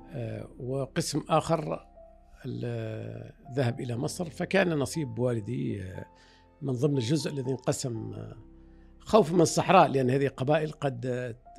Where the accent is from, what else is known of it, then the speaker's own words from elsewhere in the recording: Fezzan, Libya; now in Egypt; وانا ولدت هنا في في مصر بقيت يمكن سنه او اقل من سنه عدنا الى ليبيا